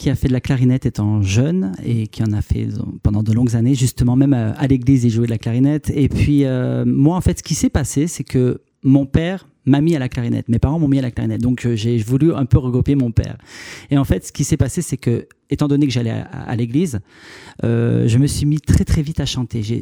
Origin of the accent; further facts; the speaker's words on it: Carry-le-Rouet, Provence-Alpes-Côte d'Azur, France; moved away as an adult; now in Paris, France; Alors je viens de Paris. Et sinon, je suis donc euh, quelqu'un du Sud, en fait. Hein. J'ai vécu euh, une bonne trentaine d'années dans le Sud, donc euh, à Carry-le-Rouet, en fait. Et, là, en ce moment, je vis actuellement sur Paris.